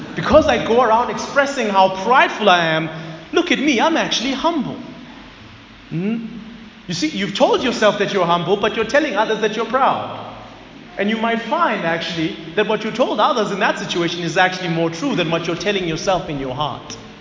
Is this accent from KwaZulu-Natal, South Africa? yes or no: yes; Zululand, KwaZulu-Natal, South Africa; moved away as an adult; now in Johannesburg, South Africa; I had lived my entire life, about 21 years, in KZN. I was always surrounded by my people, the Zulus. I grew up in Zululand.